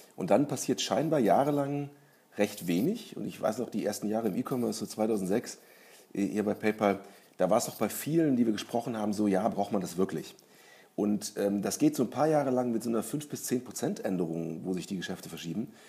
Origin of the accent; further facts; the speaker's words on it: Germany; als Deutscher